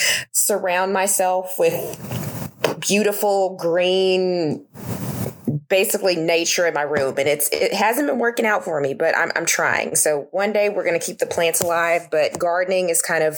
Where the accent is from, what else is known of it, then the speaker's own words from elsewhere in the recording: Memphis, Tennessee, United States; moved away as an adult; now in Orlando, United States; I am originally from Memphis, Tennessee, currently living in Orlando